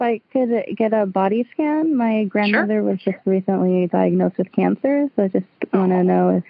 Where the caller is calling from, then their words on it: Los Angeles, California, United States; I'm calling from Los Angeles, California.